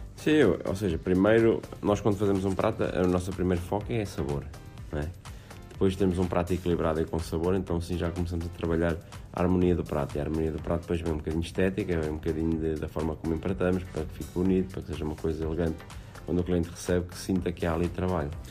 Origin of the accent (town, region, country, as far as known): Aveiro, Centro, Portugal